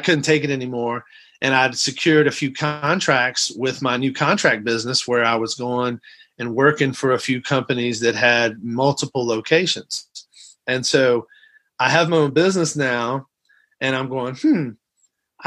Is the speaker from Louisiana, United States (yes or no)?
yes; outside of New Orleans, Louisiana, United States; moved away as an adult; also born or lived in Athens, Georgia / Los Angeles, California; now in Texas, United States; I'm originally from Athens, Georgia, when my folks were in school. I grew up in Louisiana, outside of New Orleans